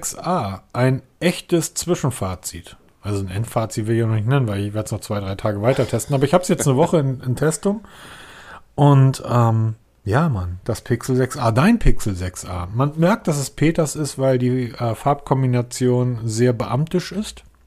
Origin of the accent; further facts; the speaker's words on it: Northern Germany, Germany; als Norddeutscher